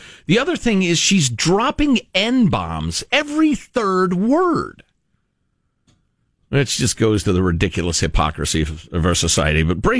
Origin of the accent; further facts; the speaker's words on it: Midwest, United States; I grew up in the Midwest.